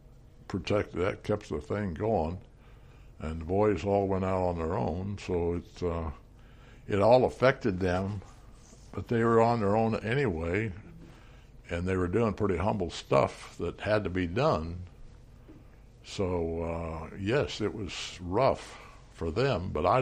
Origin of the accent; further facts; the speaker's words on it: Manhattan, Kansas, United States; I was born in Manhattan.